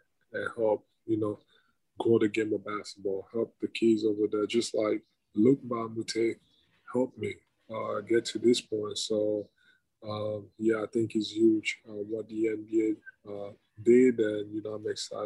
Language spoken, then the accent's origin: English; Cameroon; now in Philadelphia, United States; growing up in Cameroon or in Africa in general